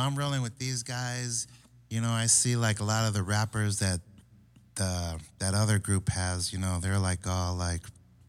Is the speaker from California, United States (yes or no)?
yes; Oceanside, California, United States; Both of us were actually from the streets of Oceanside, you know, born and raised